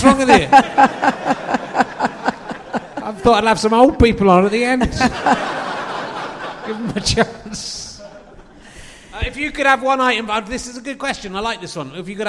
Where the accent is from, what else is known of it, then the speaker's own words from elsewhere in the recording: Cheddar, South West England, United Kingdom; I have to stand up for Cheddar Caves because that's where I'm from.